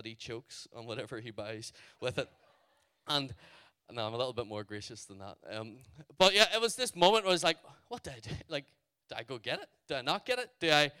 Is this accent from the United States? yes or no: no; Ireland; I'm from Ireland.